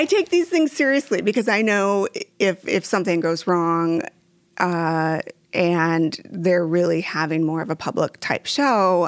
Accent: Waverly, Iowa, United States; growing up in Waverly, uh, having Wartburg College there

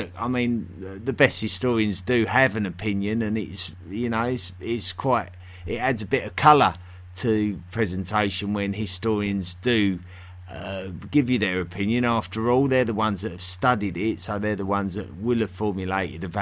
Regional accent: South East England, United Kingdom; accent: Southeast England; the Southeast England accent that I have

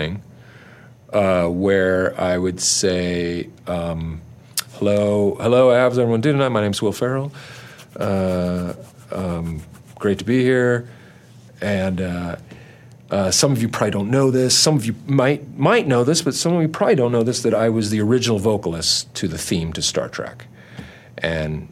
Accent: Orange County, California, United States; growing up in Orange County

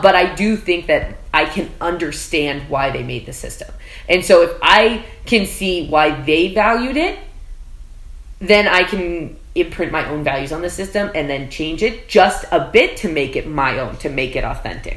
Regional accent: South Texas, United States; moved away as an adult; now in New York City, United States; I am from South Texas and I was homeschooled.

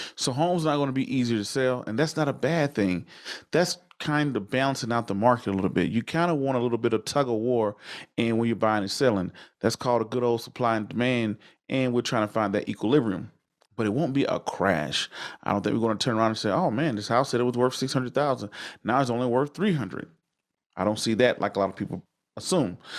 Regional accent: the South, United States; I come from the South, from the country, where people didn't purchase their first home till they was in their late forties and fifties

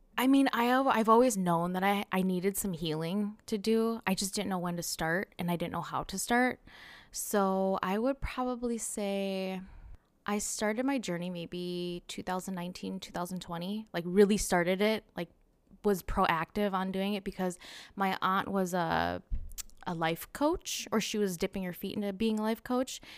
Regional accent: Cottage Grove, Minnesota, United States; also born or lived in Saint Paul, Minnesota; I was born and raised in Cottage Grove, Minnesota.

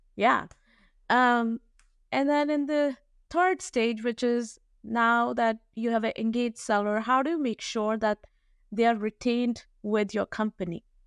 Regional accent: New Delhi, Delhi, India; I was, uh, born and raised in New Delhi, India

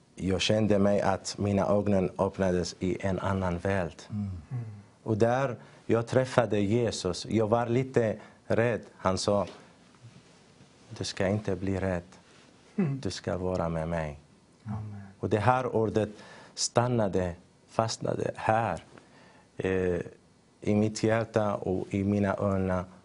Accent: northern Syria, Syria; Swedish is a second language; moved away as an adult; also born or lived in Turkey / Greece; now in Sweden; jag kommer från Syrien. Jag föddes eh, i norra Syrien

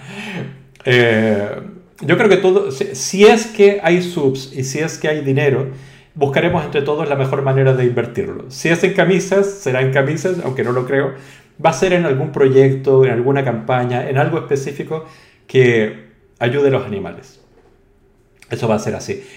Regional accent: Chile; now in Spain; yo soy español, pero también soy inmigrante, o sea, eso me quita un 0,1%, ¿no? Soy chileno, mestizo y todo

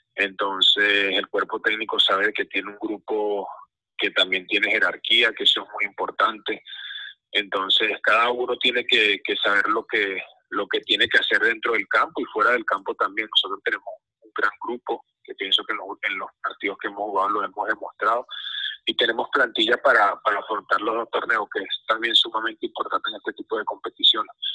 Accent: Venezuela; nosotros como país, como fútbol venezolano

